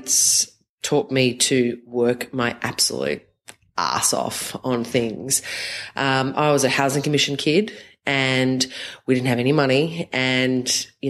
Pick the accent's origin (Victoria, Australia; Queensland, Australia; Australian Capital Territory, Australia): Queensland, Australia; Bribie Island; moved away as an adult; also born or lived in Mount Druitt, Western Sydney, New South Wales; now in Sydney, Australia; I grew up on Bribie Island